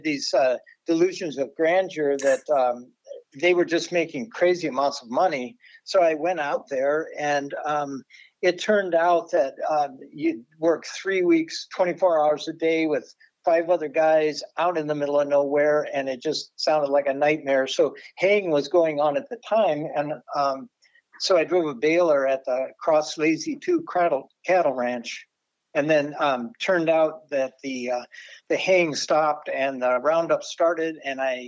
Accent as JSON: {"language": "English", "town": "Fort Wayne", "region": "Indiana", "country": "United States", "tie": "born or raised there", "also_born_or_lived": "Wyoming", "moved": "yes", "lives_now": "Arizona, United States", "said": "I grew up in Fort Wayne"}